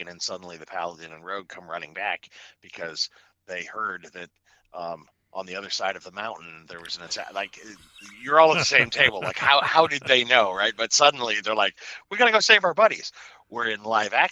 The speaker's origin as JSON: {"language": "English", "town": "Chicago", "region": "Illinois", "country": "United States", "tie": "born or raised there", "also_born_or_lived": "Ohio / Western Pennsylvania", "said": "I was born in Ohio, moved to Western Pennsylvania, grew up in Chicago"}